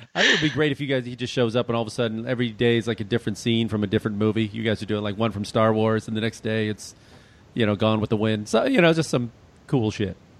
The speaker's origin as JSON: {"language": "English", "region": "Illinois", "country": "United States", "tie": "born or raised there", "said": "I grew up in Illinois"}